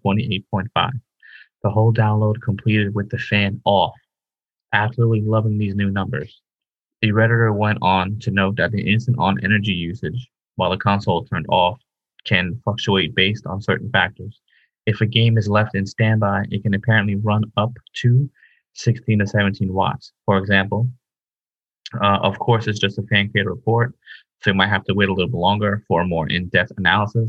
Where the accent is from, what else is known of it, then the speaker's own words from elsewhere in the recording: Ireland; moved away; as an Irish guy